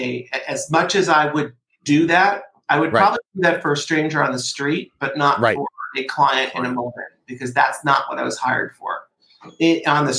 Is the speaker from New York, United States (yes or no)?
yes; Port Chester, New York, United States; I grew up in Portchester, New York, which is a teeny town outside of New York City